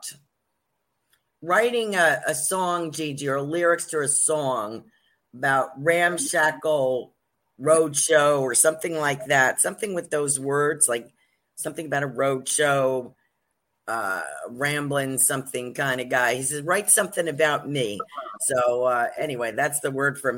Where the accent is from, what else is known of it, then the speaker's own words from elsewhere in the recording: New Jersey, United States; accent: Jersey; also born or lived in New York; I'm from New York and New Jersey, and I really only speak Jersey